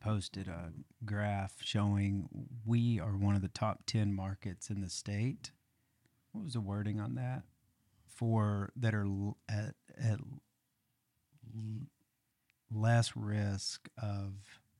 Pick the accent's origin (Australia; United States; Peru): United States; Arkansas; People ask me sometimes, because I'm from Eastern Arkansas or Central Arkansas